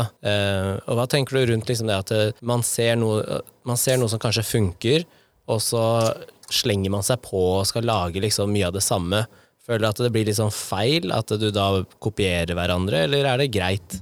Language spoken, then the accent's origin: Norwegian; Nittedal, Akershus, Norway; Der hvor jeg vokste opp, i Nittedal